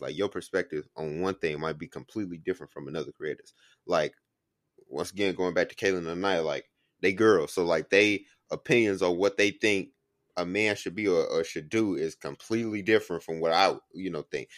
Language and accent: English; Chicago, Illinois, United States; I'm from Chicago